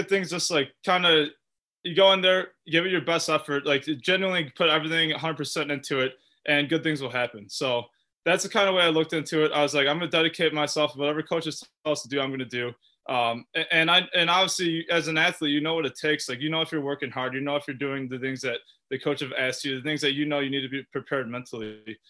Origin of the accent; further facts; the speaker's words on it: United States; playing as an American player